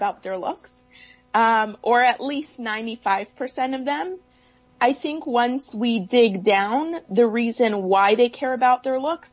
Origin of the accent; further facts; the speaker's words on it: Toronto, Ontario, Canada; moved away as an adult; now in California, United States; I'm originally from Toronto. So when I was moving from Toronto to California